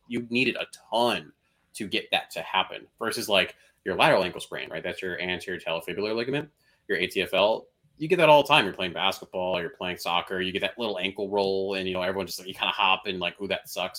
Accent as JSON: {"language": "English", "town": "Chicago", "region": "Illinois", "country": "United States", "said": "as a Chicagoan"}